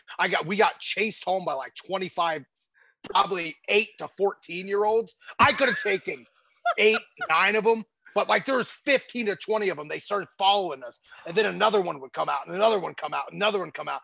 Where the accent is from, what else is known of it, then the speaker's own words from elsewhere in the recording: Ohio, United States; I grew up in Ohio